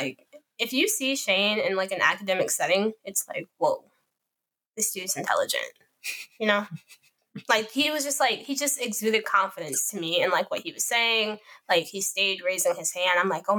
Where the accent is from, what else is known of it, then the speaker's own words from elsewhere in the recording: Chicago, Illinois, United States; And I grew up in Chicago